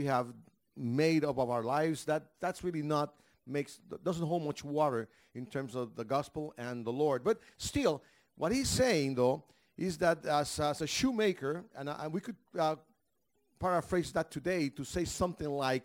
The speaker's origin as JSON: {"language": "English", "country": "Panama", "said": "I'm from Panama."}